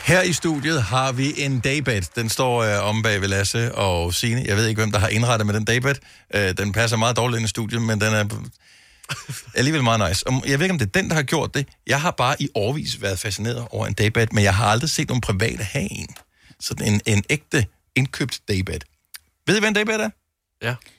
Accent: Bornholm, Capital Region of Denmark, Denmark; Jeg er fra Kirkby

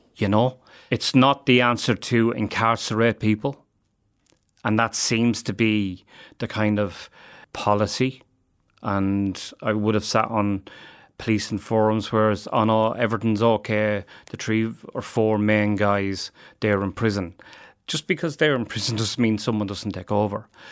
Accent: Ireland; as Irish people

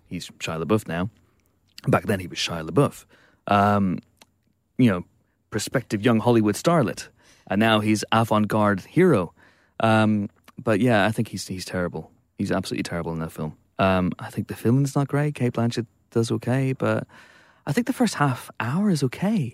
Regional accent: Banbridge, Northern Ireland, United Kingdom; my hometown, Banbridge.

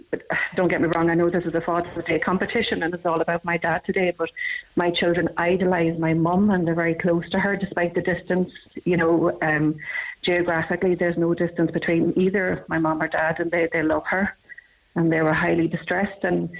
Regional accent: Cork, Munster, Ireland; So I'm originally from Cork. I have been living up here for the past 19 years.

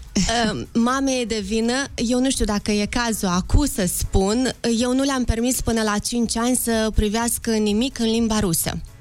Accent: Moldova; suntem din Republica Moldova

